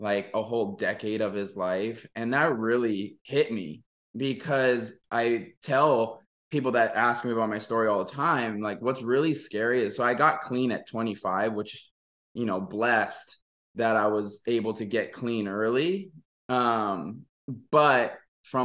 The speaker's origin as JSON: {"language": "English", "area": "Maui", "region": "Hawaii", "country": "United States", "tie": "born or raised there", "also_born_or_lived": "Oregon", "moved": "as an adult", "said": "I'm born and raised in Maui"}